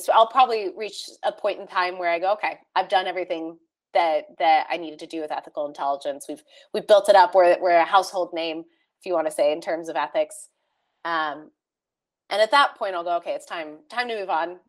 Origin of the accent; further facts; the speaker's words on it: California, United States; moved away as an adult; also born or lived in Texas; growing up in California in in um, surrounded by tech